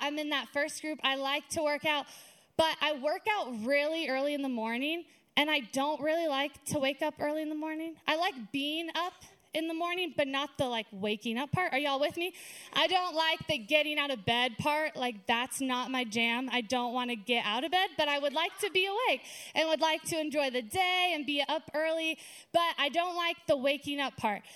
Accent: Lake Havasu City, Arizona, United States; moved away as an adult; also born or lived in California; now in Flagstaff, United States; lived and grew up in Lake Havasu

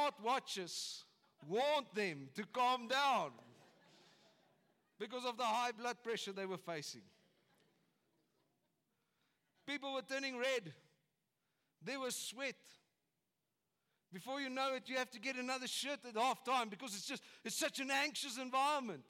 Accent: South Africa; as South Africans

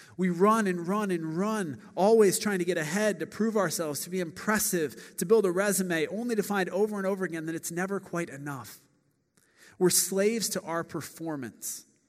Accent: Akron, Ohio, United States; now in Chicago, United States; I grew up in Akron, Ohio

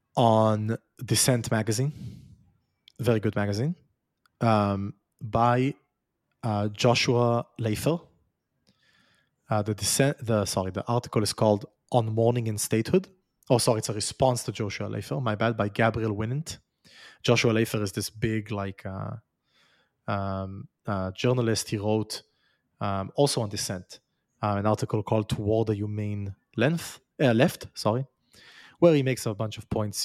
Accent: Israel; moved away; I was born in Israel. I was raised in Israel. Now I've left it

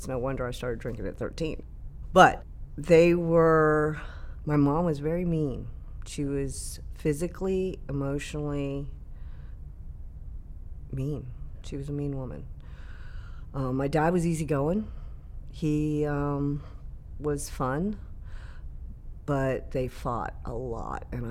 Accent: Fairfax, Virginia, United States; I grew up in Fairfax City. We lived there forever

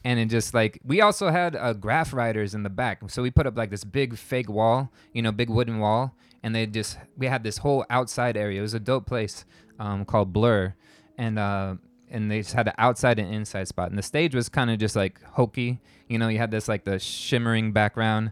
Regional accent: Tampa, Florida, United States; moved away as an adult; I'm from Tampa, Florida. Originally, I moved here about a year and a half ago

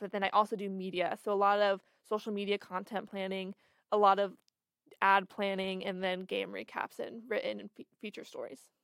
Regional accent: Florence, Oregon, United States; now in Eugene, United States; I'm from Florence, which is only an hour and a half from here

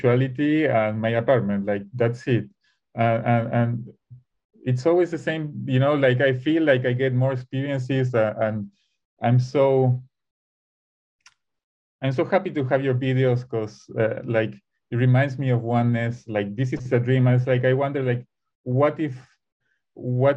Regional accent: Buenos Aires, Argentina; something always pulls me back to Buenos Aires. I'm from Argentina.

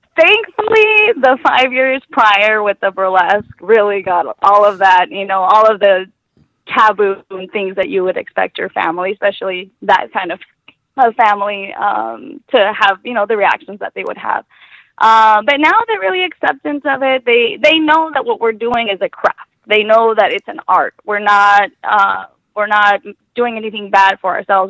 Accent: Mexico; now in Tucson, United States; I grew up in Mexico

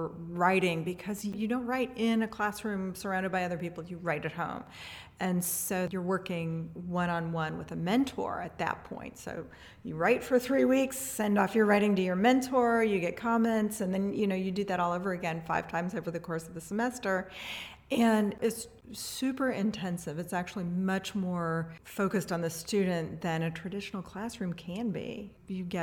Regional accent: Atchison, Kansas, United States; moved away as an adult; now in Louisville, United States; So I'm originally from Atchison, Kansas. I grew up on a little farm there, and I've lived in Louisville most of my life.

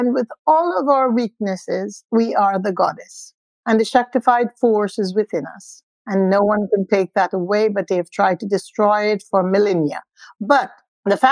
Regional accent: India; being an Indian or an ethnic person does have its advantages

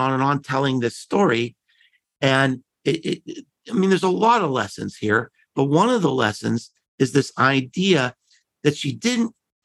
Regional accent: Pittsburgh, Pennsylvania, United States; I grew up in Pittsburgh

